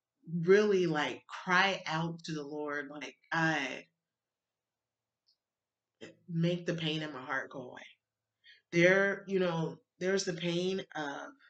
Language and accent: English; Alabama, United States; I grew up in Baptist church in Alabama